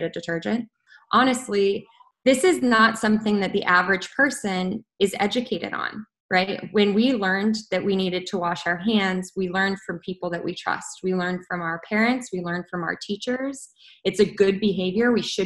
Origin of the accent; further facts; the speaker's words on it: Colorado, United States; moved away as an adult; I am from Colorado. I flew home to Colorado